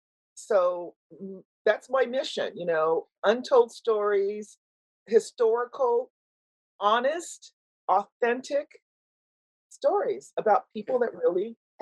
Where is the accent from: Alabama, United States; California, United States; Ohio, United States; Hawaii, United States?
Hawaii, United States; also born or lived in Washington, D.C.; Well, I grew up here, and I really believe that when you grow up in Hawaii, you always carry Hawaii with you no matter where you go. And so I went to college in Washington, D.C., and I always felt like, you know, still the local girl. My father was in the Navy. So my father's Black. My mother's Japanese.